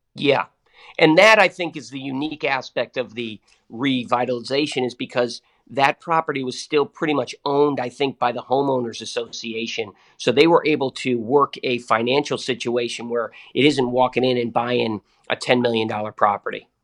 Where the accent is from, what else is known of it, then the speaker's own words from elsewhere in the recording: Massachusetts, United States; I grew up in Massachusetts